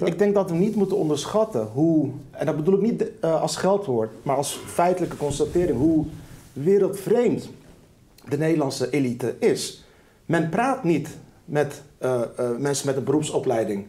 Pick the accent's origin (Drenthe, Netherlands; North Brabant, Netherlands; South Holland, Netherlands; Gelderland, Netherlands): South Holland, Netherlands; Rotterdam; Ik ben in Rotterdam-Lombardij opgegroeid